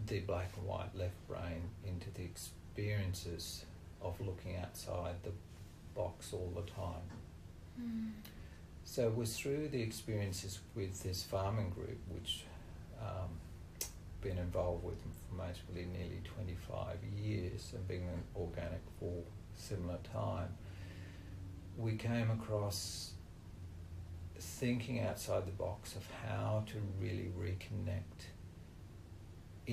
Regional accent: Australia; I was born in Australia on a farm with British parents

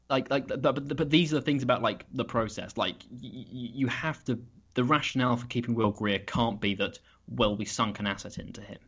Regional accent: United Kingdom

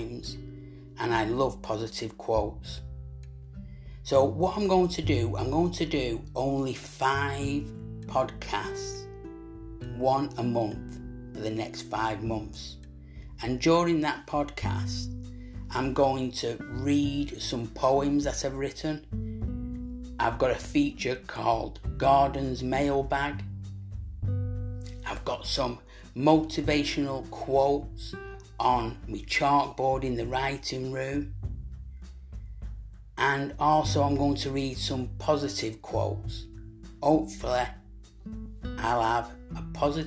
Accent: Manchester, North West England, United Kingdom

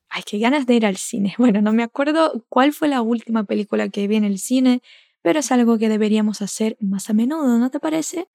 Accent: Brazil; nosotros brasileños

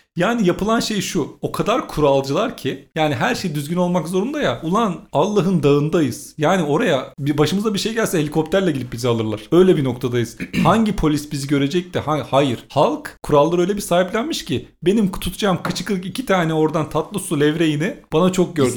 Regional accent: Turkey; moved away as an adult; also born or lived in Czech Republic; memleketimdeki arkadaşları bulmam zor

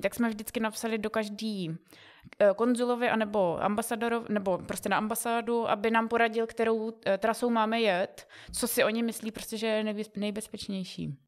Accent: Czechia; my jako Češi

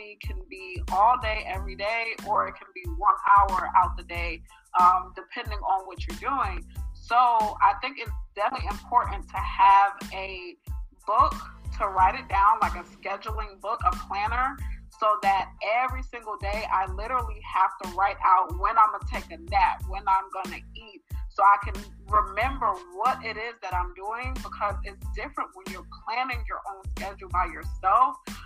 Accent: New York City, New York, United States; now in Atlanta, United States; I am 27 years old from Queens, New York. I do live in Atlanta.

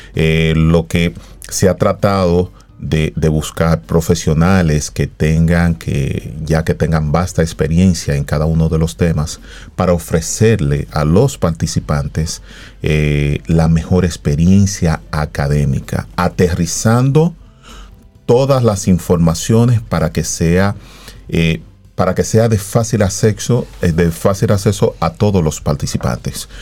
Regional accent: Dominican Republic; los tres psicólogos deportivos que, somos dominicanos

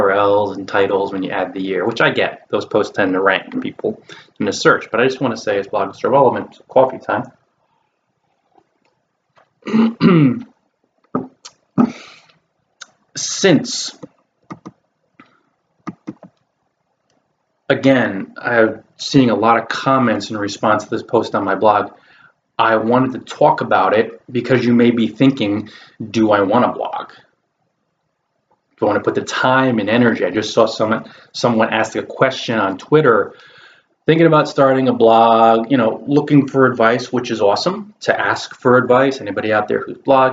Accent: New Jersey, United States; in this location in New Jersey, my home state

